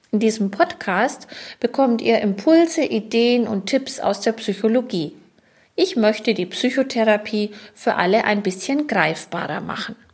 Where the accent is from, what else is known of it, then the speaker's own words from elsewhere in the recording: Schweinfurt, Bavaria, Germany; Ich bin in Schweinfurt-Unterfranken geboren und als Kaufmannstochter aufgewachsen. Ich bin verheiratet, wir haben zwei erwachsene Kinder und wir leben und arbeiten in Schweinfurt.